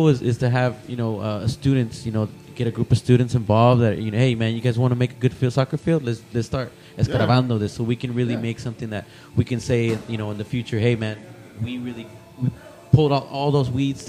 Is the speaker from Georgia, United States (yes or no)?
no; Salinas, California, United States; Yeah, I'm from Salinas.